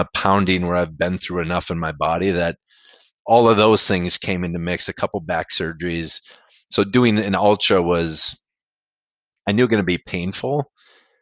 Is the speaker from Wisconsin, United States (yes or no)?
yes; Mayville, Wisconsin, United States; I grew up in Mayville